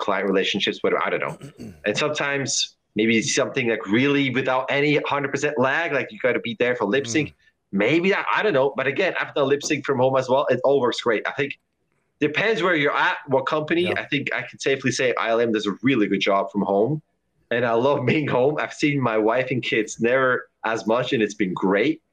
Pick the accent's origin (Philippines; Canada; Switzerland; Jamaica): Switzerland; Lucerne; now in San Francisco, United States; I am from Lucerne in Switzerland